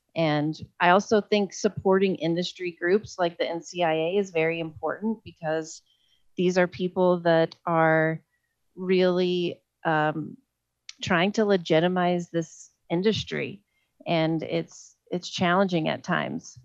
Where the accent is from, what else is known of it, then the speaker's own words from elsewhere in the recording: Oklahoma, United States; now in Colorado, United States; my home state of oklahoma